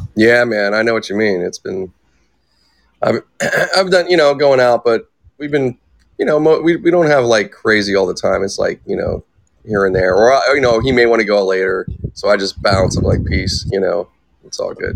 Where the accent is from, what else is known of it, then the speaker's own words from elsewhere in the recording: Pittsburgh, Pennsylvania, United States; also born or lived in California; I was actually born here, but then we I grew up back in Pittsburgh. Like we left like when I was ten